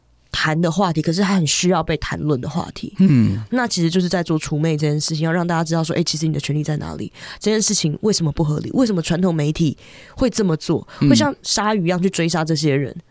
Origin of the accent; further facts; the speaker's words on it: Taiwan; 我们台湾人